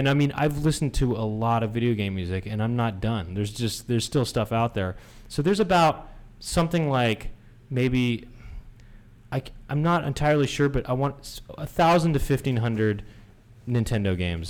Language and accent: English; Los Angeles, California, United States; growing up in Los Angeles